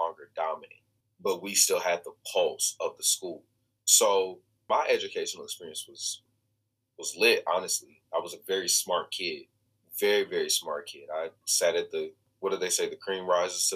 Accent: Kansas City, Missouri, United States; I am from Kansas City, Missouri. I am born and raised in Kansas City, Missouri. This is my hometown.

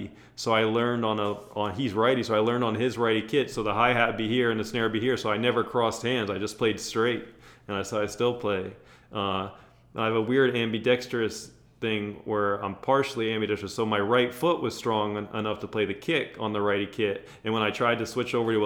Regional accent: New Jersey, United States; now in Los Angeles, United States; I grew up in Jersey

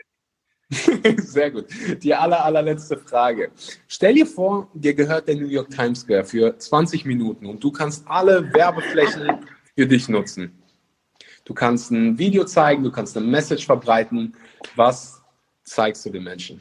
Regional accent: Cologne, North Rhine-Westphalia, Germany; Ich komme nämlich auch aus Köln

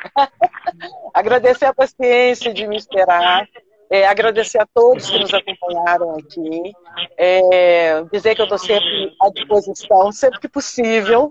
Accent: Belo Horizonte, Minas Gerais, Brazil; eu sou mineira, que eu sou de Belo Horizonte

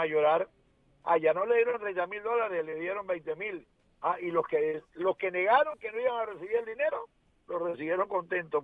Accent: Panama; como panameño

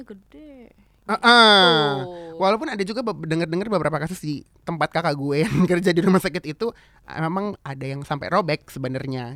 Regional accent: Jakarta, Indonesia; gue lahir di Jakarta gue digedein mm-hmm. juga dengan budaya Indonesia

